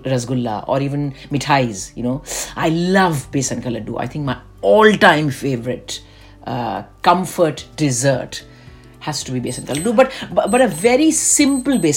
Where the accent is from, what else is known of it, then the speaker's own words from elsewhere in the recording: Delhi, India; moved away; I am a Bengali, but we grew up in North India